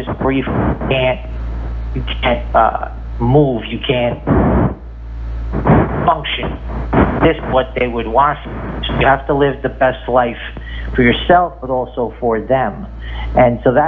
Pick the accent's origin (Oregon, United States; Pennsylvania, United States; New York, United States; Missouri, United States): New York, United States; I grew up in New York.